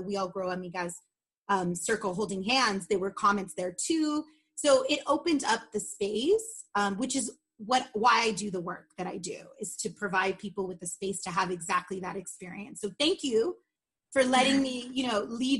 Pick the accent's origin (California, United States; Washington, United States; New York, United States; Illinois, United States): California, United States; Los Angeles; I grew up in Sun Valley, which is like literally on the other side of the railroad tracks of Burbank